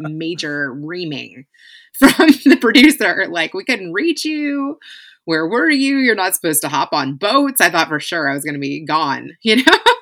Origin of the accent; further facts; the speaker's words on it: Kentucky, United States; moved away; also born or lived in California; I was living in Kentucky. We had moved from California to Kentucky. My husband was moving up the corporate ladder and found a job back in my hometown